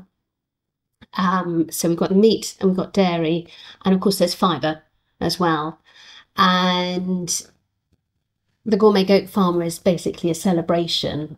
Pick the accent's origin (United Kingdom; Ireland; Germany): United Kingdom; our success as British farmers in farming the sheep